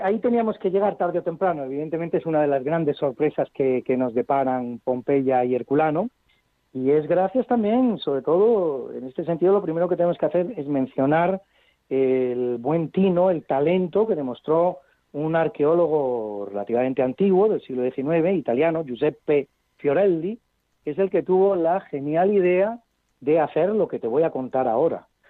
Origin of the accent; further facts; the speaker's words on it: Madrid, Community of Madrid, Spain; para los que somos madrileños